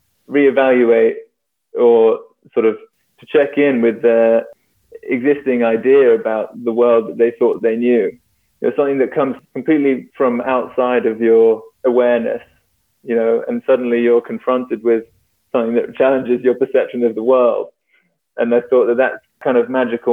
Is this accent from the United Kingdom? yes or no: yes; London, United Kingdom; I grew up in London